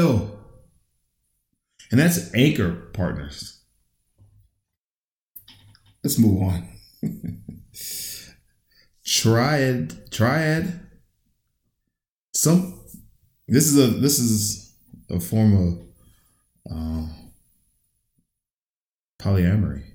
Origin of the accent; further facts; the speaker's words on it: United States; I was raised in raised in the United States.